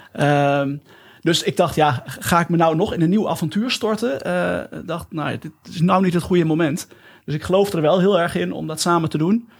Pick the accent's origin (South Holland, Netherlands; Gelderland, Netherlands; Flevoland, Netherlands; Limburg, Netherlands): Gelderland, Netherlands; Nijmegen; now in Eefde, Netherlands; Ik ben geboren in Nijmegen